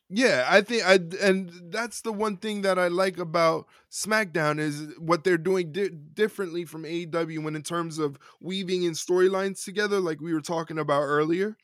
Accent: New York, United States; As a New Yorker

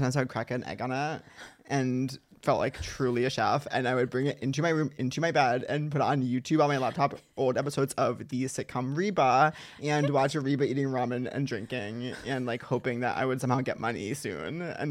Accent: Long Island, New York, United States; moved away as an adult; now in Los Angeles, United States; I grew up on Long Island, which is like not New York, but it's close enough.

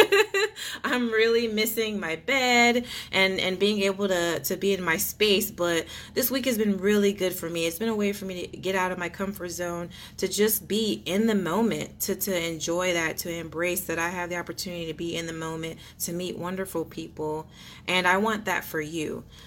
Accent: Texas, United States; I'm Texan

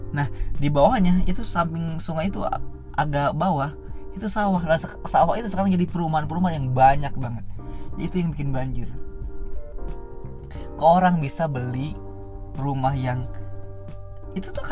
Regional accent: Sampora, Banten, Indonesia; sawah itu masih banyak banget di Sampora di kampung gue sendiri sekarang diuruk-urukin sampahnya ditutup-tutupin dijadi perumahan

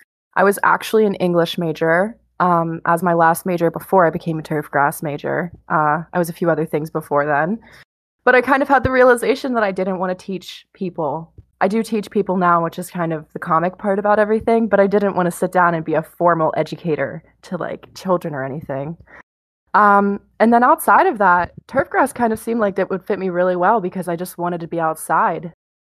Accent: Spring Mills, Pennsylvania, United States; moved away as an adult; now in Pleasant Hill, United States; I'm from Spring Mills, Pennsylvania, which for any Penn Staters, Spring Mills is about 30 minutes east of State College. So grew up blue and white forever.

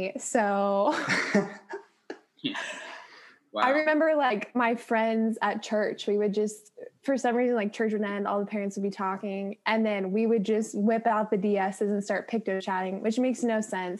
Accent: California, United States; now in Texas, United States; I'm not a Texan that loves Texas, so I wouldn't even necessarily call myself a Texan. California girl for life.

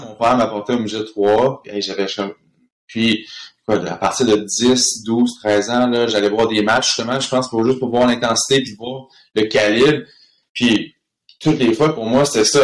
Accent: Villemontel?, Quebec, Canada; moved away as an adult; also born or lived in Switzerland; j'ai grandi dans un espèce de duplex à ville le monde

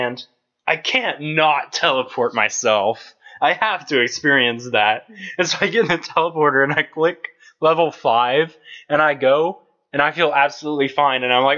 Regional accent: United States; We're American.

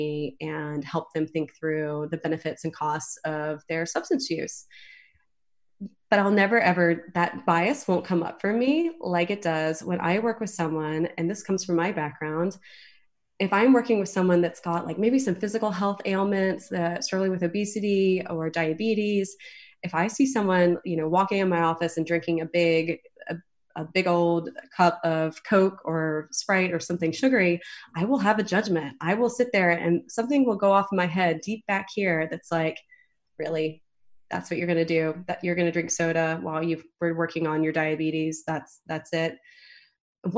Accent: Southeast, United States; moved away; I grew up in the Southeast

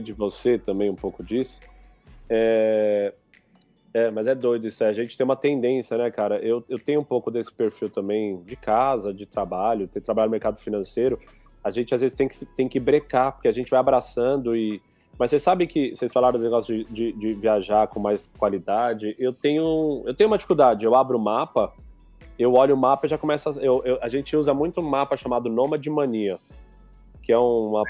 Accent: São Paulo, Brazil; moved away as an adult; also born or lived in Piauí; now in Cascais, Portugal; eu sou de São Paulo, cresci em São Paulo

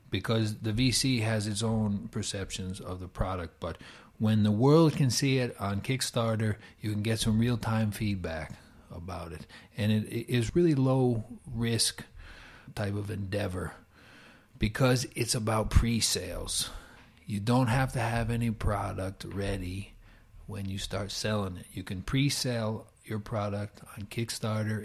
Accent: New York, United States; moved away as an adult; now in Finland; from New York

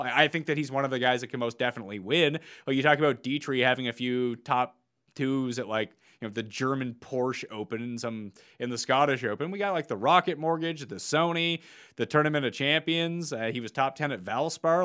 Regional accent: Canada; We're both Canadian.

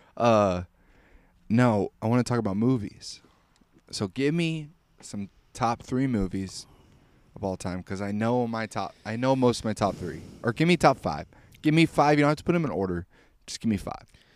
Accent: Missouri, United States; I'm from Missouri, I go, "I'm from the greatest state ever,"

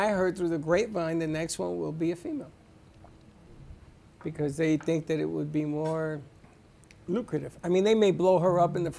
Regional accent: New York City, New York, United States; I grew up in the Bronx with a fire escape.

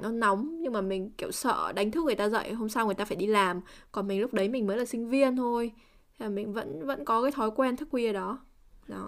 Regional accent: Vietnam; mình là người Việt Nam

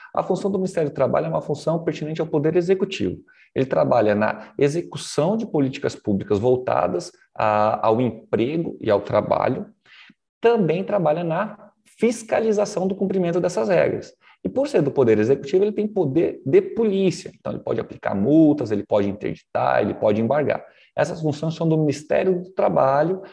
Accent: Porto Velho, Rondônia, Brazil; also born or lived in Paraná / Nova Brasilândia / Cerejeiras / Pimenta Bueno; eu fiquei em Porto Velho a minha infância, criado no Conjunto Santo Antônio

